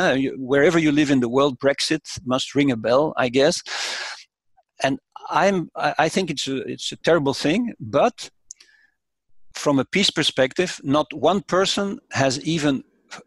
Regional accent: Brussels, Brussels-Capital Region, Belgium; born and raised in Brussels, which symbolically I grew up a few hundred meters from the European institutions

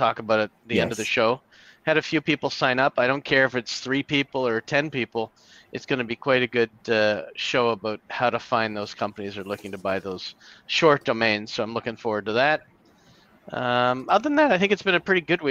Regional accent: Canada; somebody in Canada

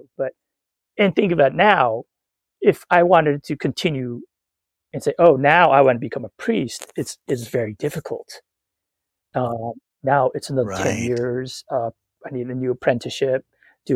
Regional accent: United States; being raised American

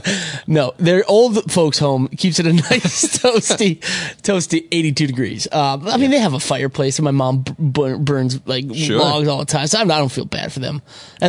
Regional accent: Minnesota, United States; moved away as an adult; now in Los Angeles, United States; I'm from Minnesota originally. I lived in Minnesota longer than I've lived in LA, but it's getting close to where it's about the same.

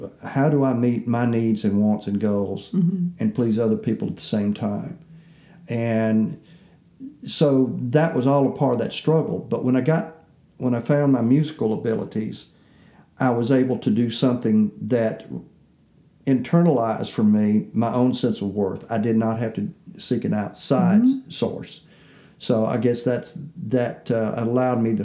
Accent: the Jim Crow South, United States; I'm growing up in the Jim Crow South

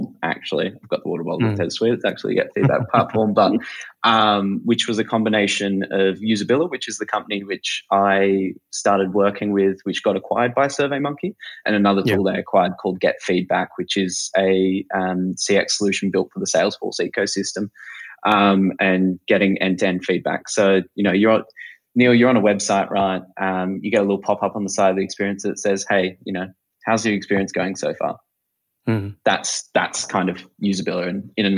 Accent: Sydney, New South Wales, Australia; I'm from Sydney, Australia.

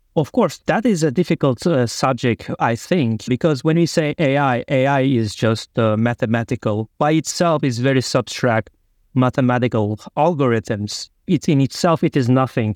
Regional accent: Turkey; moved away as an adult; also born or lived in Germany / Hungary; I'm originally from Turkey

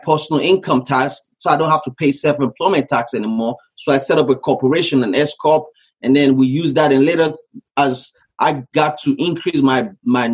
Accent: Nigeria; moved away as an adult; also born or lived in Canada; now in United States; So I grew up in West Africa, Nigeria. I left Nigeria when I was 18 years old.

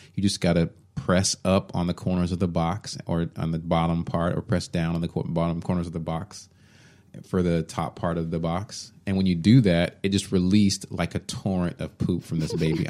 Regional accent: Allen, Texas, United States; I grew up in Allen, Texas, where I was always the only black person in the class.

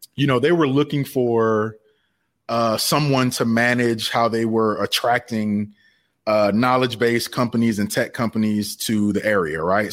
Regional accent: Savannah, Georgia, United States; I'm originally from Savannah, Georgia.

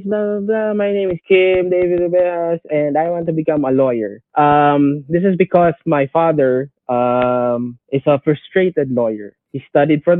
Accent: Tacloban, Eastern Visayas, Philippines; a rapper from Tacloban City

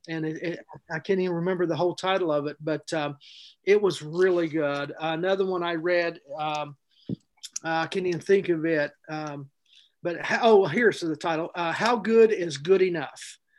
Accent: Plainville, Indiana, United States; I grew up in Plainville, Indiana, a little bitty town, Plainville in Daviess County

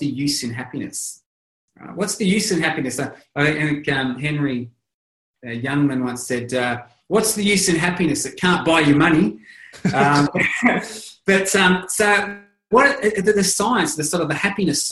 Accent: Australia; I'm Australian, but everyone calls us Aussies

